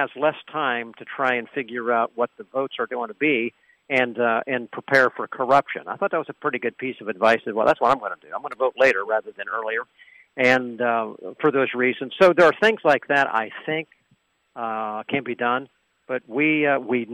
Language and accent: English; Pennsylvania, United States; Here in Pennsylvania, my home state